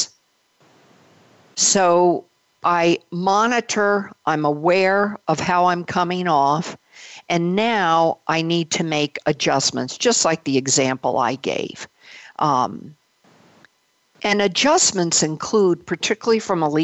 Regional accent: Belgium; I was born of a Belgian mother. I was born in Belgium

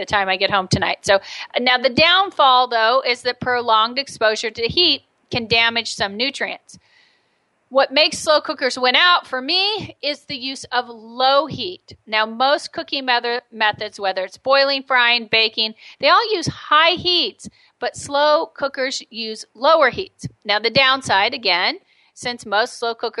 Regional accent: United States; I'm American

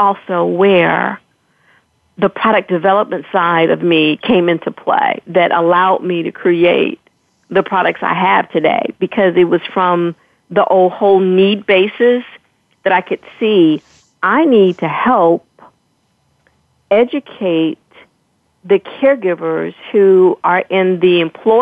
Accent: Chicago, Illinois, United States; moved away; We're from Chicago originally

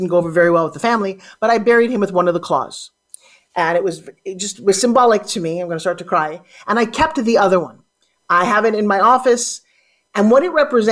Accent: Long Island, New York, United States; accent: New York; I grew up on Long Island, talking like this

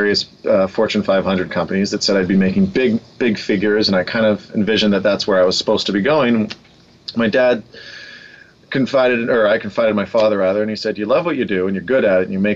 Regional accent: Vancouver, British Columbia, Canada; Born and raised in Vancouver.

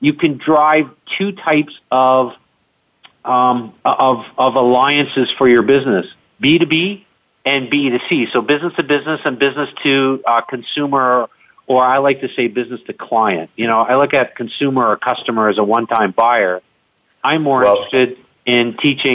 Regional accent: Canada; I'm Canadian

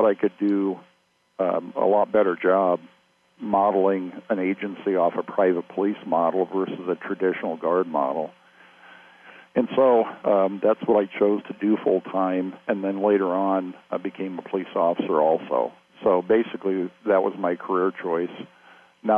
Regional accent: Iowa, United States; I grew up around Iowa, but in foster homes and institutions. So I was in 13 foster homes and 3 institutions growing up.

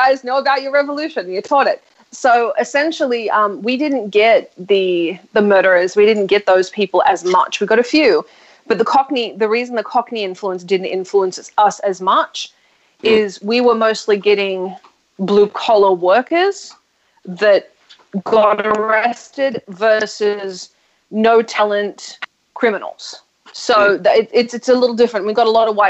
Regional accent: Australia; now in United States; My accent is even different than other Australians' accents

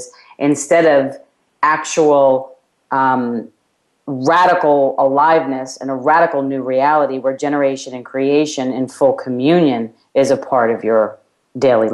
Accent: New York, United States; my hometown of New York

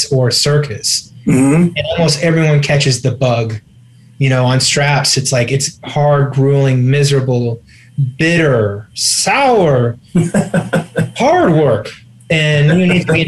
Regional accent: Champaign, Illinois, United States; My hometown, Little Champaign, Illinois

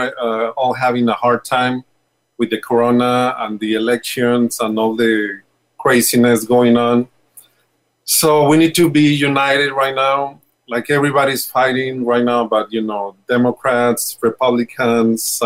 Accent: Mexico City, Mexico; we are from Mexico City

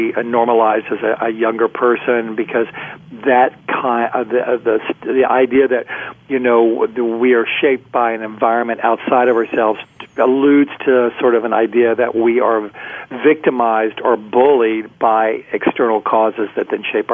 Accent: Houston, Texas, United States; I was raised in Houston, Texas

